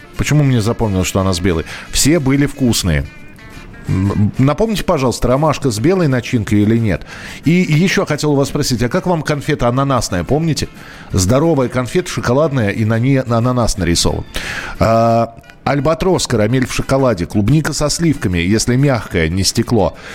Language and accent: Russian; Moscow, Russia; я родился и вырос в Москве